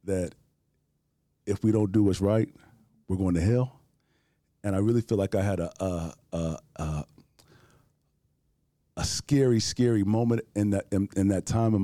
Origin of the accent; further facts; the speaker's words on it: Houston, Texas, United States; I'm born and raised here from Houston, Texas